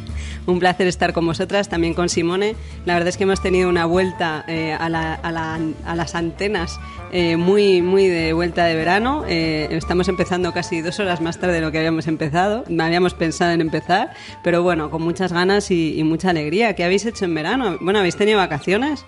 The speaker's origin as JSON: {"language": "Spanish", "country": "Spain", "said": "yo soy española"}